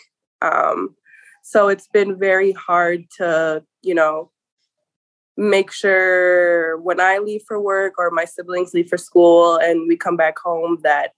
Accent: Welch, Minnesota, United States; I'm from Prairie Island Reservation here in Welch, Minnesota. I've kind of grew up down here pretty much my whole life.

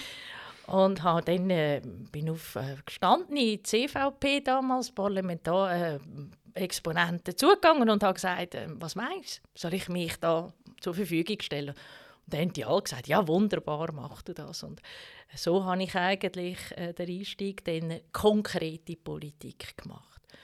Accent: Baar, Zug, Switzerland; Zusammen mit Silvia bin ich an der Inwilstraße aufgewachsen

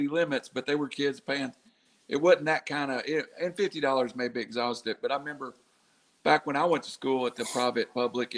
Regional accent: Chattanooga, Tennessee, United States; I'm from Chattanooga

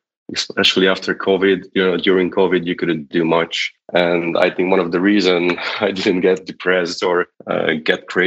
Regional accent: Hungary; English is a second language; I'm from Hungary

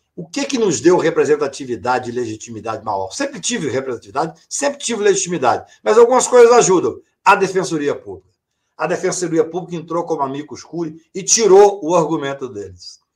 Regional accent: Patos de Minas, Minas Gerais, Brazil; Eu sou da, do interior de Minas Gerais, de Patos de Minas

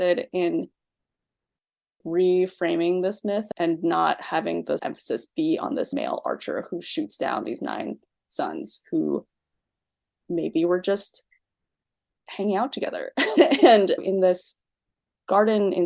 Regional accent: East Coast, United States; also born or lived in China / Pennsylvania / Boston; So I was born in China and I mostly grew up on the East Coast. I spent a lot of time in Boston Chinatown. And before that, I lived in a very predominantly white working class town in Pennsylvania.

